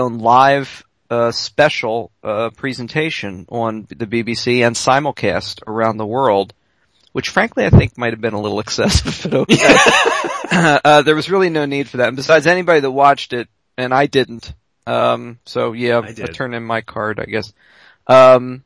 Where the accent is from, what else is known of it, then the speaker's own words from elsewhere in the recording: United States; we're both American